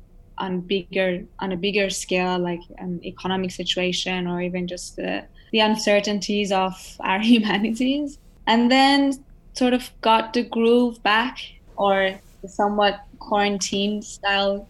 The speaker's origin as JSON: {"language": "English", "country": "Iran", "tie": "born or raised there", "also_born_or_lived": "Hong Kong", "moved": "yes", "lives_now": "United States", "said": "growing up in Iran, you're surrounded by lots of arts and crafts"}